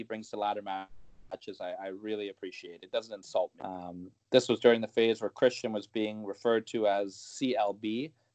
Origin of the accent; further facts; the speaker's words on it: Canada; as a Canadian